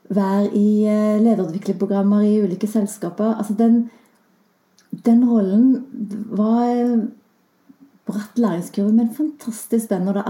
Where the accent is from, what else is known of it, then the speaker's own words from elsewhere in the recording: Klepp, Rogaland, Norway; Jeg har jo nesten ikke dialekt, så, jeg kommer jo fra Rogaland og tenkte lenge at jeg eh, kommer fra Klepp, som har kanskje enda mer spesiell dialekt.